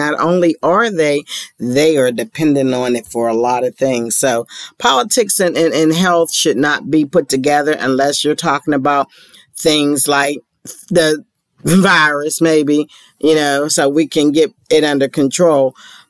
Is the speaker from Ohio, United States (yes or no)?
yes; Ohio, United States; including my home state of Ohio.